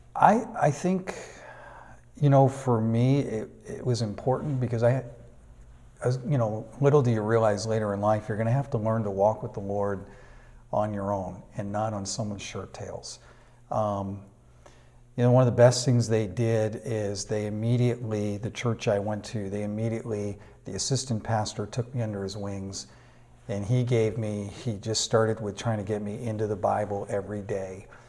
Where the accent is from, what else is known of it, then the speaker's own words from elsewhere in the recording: Manchester, New Hampshire, United States; moved away as an adult; also born or lived in Burnaby, Canada / Vancouver, Canada; now in Duncan, Canada; I was born and raised in Manchester, New Hampshire.